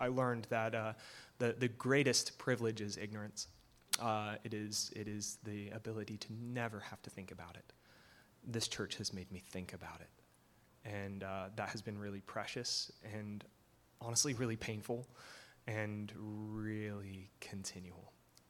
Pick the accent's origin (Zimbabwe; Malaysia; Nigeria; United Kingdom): United Kingdom; England; now in United States; Hi, I don't sound it, but I'm from England, and I'll explain later.